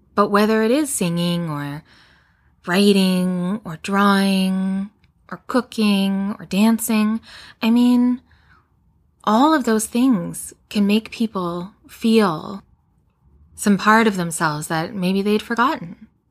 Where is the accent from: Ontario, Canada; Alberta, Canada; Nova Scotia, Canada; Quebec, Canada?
Alberta, Canada; Edmonton; I grew up in Edmonton, Alberta